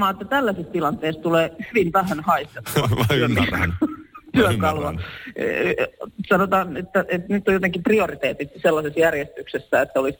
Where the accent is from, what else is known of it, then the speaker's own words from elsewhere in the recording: Lahti, Päijänne Tavastia, Finland; olen siis Lahdesta